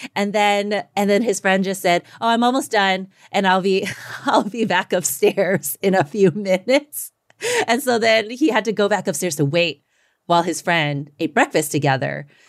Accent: the South, United States; I'm Chinese American, you know, but also I grew up in the South

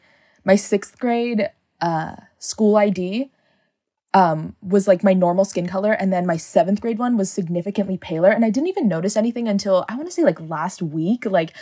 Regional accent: San Diego, California, United States; I am from San Diego. I'm 21 years old, and I identify as Filipino American.

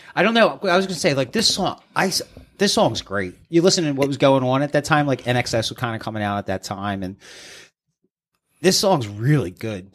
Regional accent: East Coast, United States; we're from the East

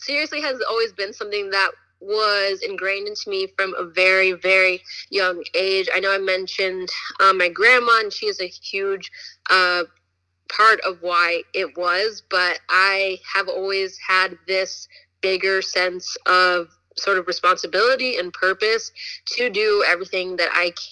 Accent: Woodbridge, Virginia, United States; moved away as an adult; also born or lived in Richmond, Virginia; now in Los Angeles, United States; I grew up in Northern Virginia. Shout out to Woodbridge, Virginia

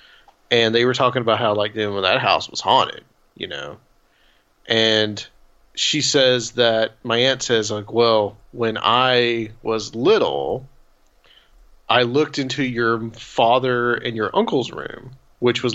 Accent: Chattanooga, Tennessee, United States; now in Nashville, United States; I live in Nashville now. I'm from Chattanooga.

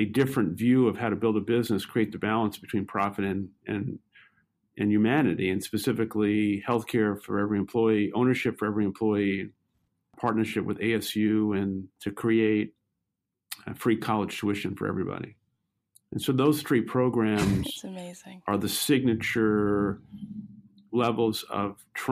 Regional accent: New York City, New York, United States; I grew up in Brooklyn, New York, and lived most of my young adolescent and teenage life in public housing.

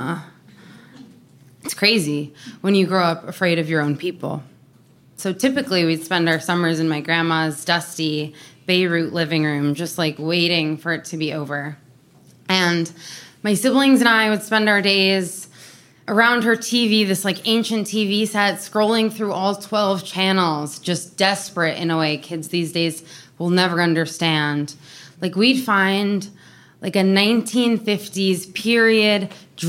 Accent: New York City, New York, United States; I grew up in New York City

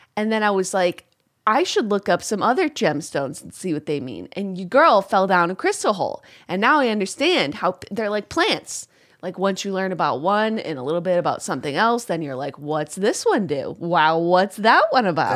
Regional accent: upstate New York, United States; I grew up in Upsa-, upstate New York

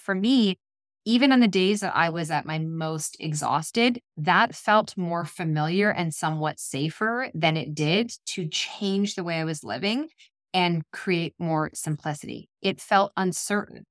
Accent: Ontario, Canada; moved away as an adult; now in British Columbia, Canada; We are, we're from Ontario and Canada. We live in B C, and we're heading home for ten days for Christmas

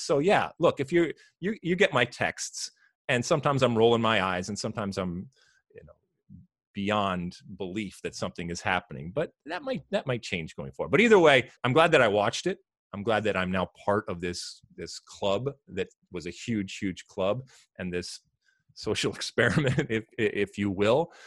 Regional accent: Detroit, Michigan, United States; I'm from Detroit

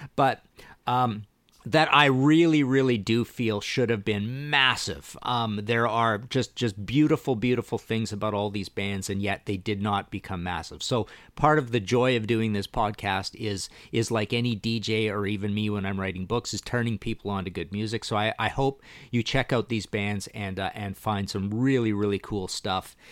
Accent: Canada; I'm Canadian

